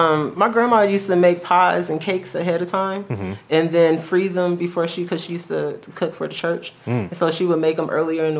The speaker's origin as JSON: {"language": "English", "region": "Texas", "country": "United States", "moved": "as an adult", "said": "I'm from Texas."}